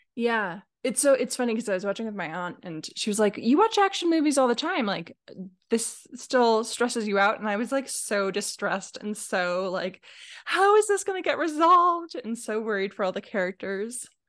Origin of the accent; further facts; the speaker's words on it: Alaska, United States; now in Oregon, United States; I grew up in Alaska.